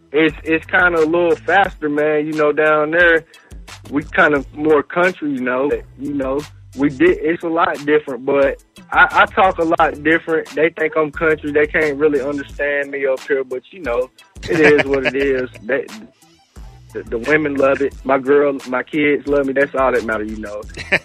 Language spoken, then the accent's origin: English; Covington, Georgia, United States; also born or lived in Pittsburgh, Pennsylvania; I'm from Covington, Georgia.